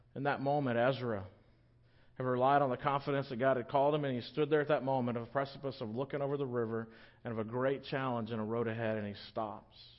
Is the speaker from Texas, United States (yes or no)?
yes; Victoria, Texas, United States; also born or lived in Littleton; now in La Grange, United States; I grew up in Victoria, not too far from here